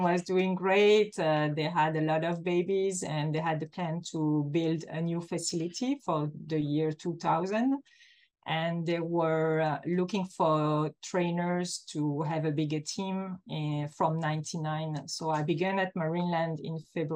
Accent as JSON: {"language": "English", "country": "Belgium", "tie": "born or raised there", "moved": "as an adult", "lives_now": "Antibes, France", "said": "I began in Belgium as I'm a Belgian person"}